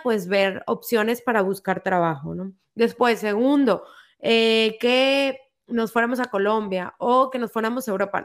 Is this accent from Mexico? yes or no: yes; Mexico; yo soy mexicana